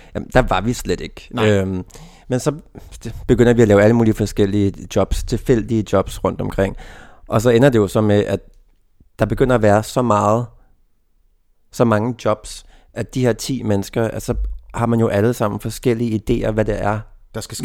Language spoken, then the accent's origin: Danish; Denmark; moved away; min egen provins, hvor jeg kommer fra